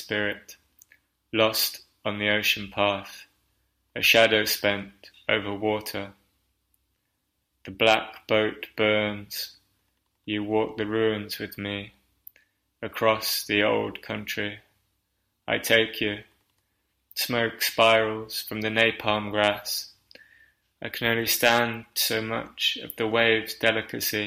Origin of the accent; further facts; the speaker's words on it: Nottingham, East Midlands, United Kingdom; now in Cartagena, Spain; I'm calling from Cartagena in Spain, but hailing from Nottingham in England